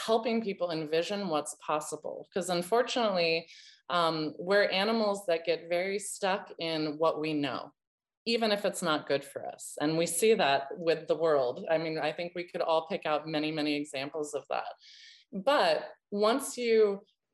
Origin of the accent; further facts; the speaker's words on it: United States; as an American